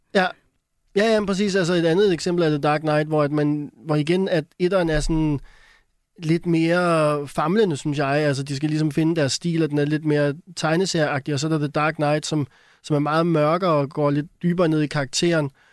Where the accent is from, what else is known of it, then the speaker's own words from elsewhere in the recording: Denmark; jeg er dansker